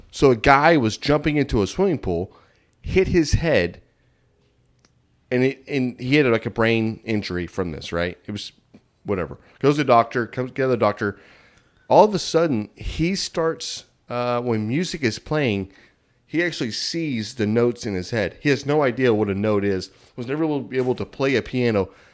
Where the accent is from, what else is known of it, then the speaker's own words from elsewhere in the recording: Texas, United States; we're not from Oklahoma. We're from Texas.